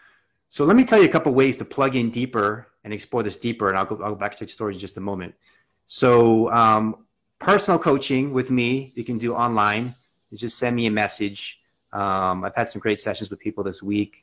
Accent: Reading, Pennsylvania, United States; I grew up in outside of Reading.

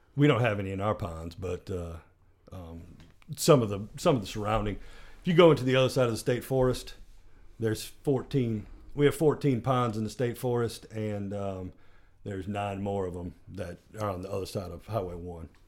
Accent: Kalamazoo, Michigan, United States; moved away; I'm originally from Kalamazoo, Michigan

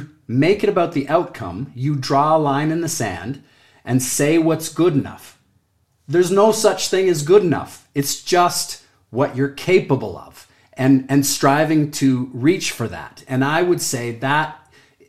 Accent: Canada; I'm Canadian

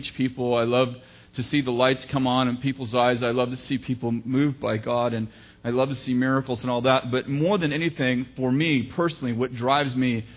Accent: Sunnyvale, California, United States; also born or lived in San Jose; now in Redding, United States; I grew up in San Jose, Sunnyvale actually

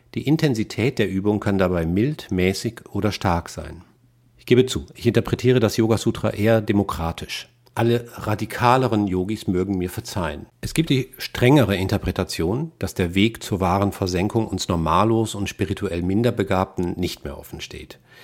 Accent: Rhineland, Germany; also born or lived in Westphalia; Als Rheinländer mit westfälischem Migrationshintergrund

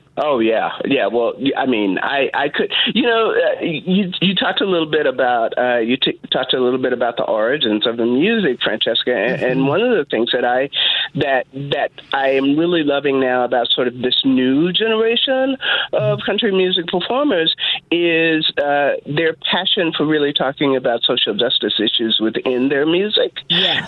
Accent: Texas, United States; I grew up in Texas, uh, and I grew up in Texas in the in the fifties and sixties

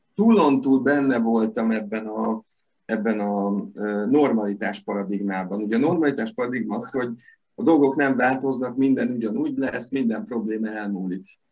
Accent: Veszprém, Veszprém County, Hungary; én ott születtem a Veszprémi kórházban

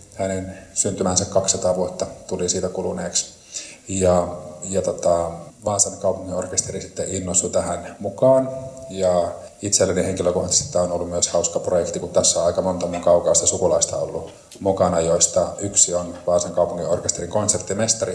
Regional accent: Lieksa, North Karelia, Finland; Itse olen lähtöisin Lieksasta ja asun siellä

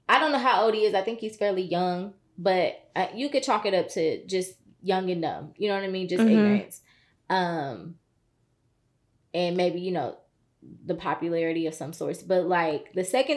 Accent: United States; I grew up in Brittany Hills.

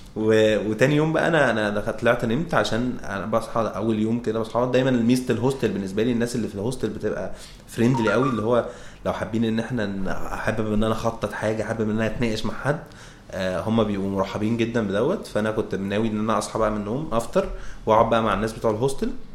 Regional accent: Egypt; احنا كطبيعتنا كمصريين

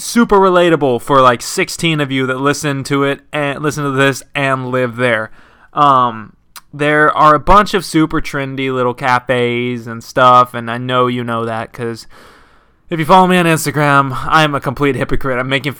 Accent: Texas, United States; because I grew up like in Texas, West Texas, and like a bunch of people listened to country, like my parents and stuff.

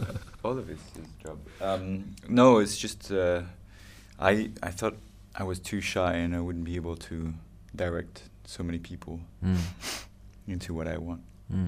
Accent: Toulouse, Occitania, France; English is a second language; moved away as an adult; also born or lived in United Kingdom; now in New York, United States; I'm from Toulouse. Toulouse, yeah. And yeah, I grew up there with actually Olivier, who made the sound again.

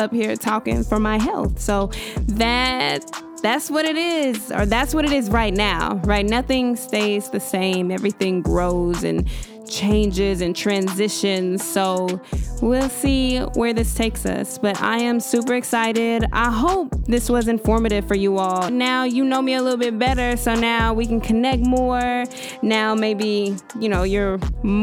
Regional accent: Dallas, Texas, United States; I am born and raised in Dallas, Texas. Been here all my life

